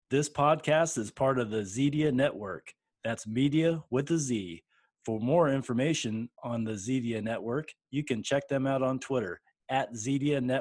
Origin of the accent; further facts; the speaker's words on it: Phoenix, Arizona, United States; I'm from Phoenix, Arizona